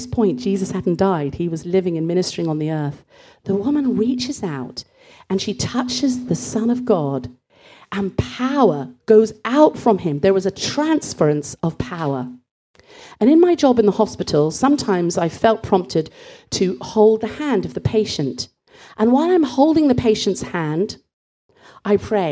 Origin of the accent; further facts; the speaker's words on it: Bristol, South West England, United Kingdom; growing up in Bristol